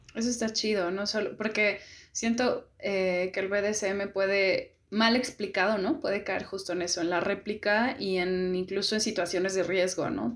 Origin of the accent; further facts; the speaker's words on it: San Luis Potosí, Mexico; yo soy de San Luis Potosí